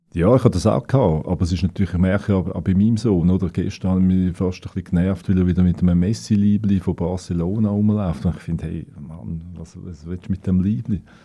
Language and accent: German; Winterthur, Zurich, Switzerland; Ich bin in einem Arbeiterquartier aufgewachsen in Wülflingen.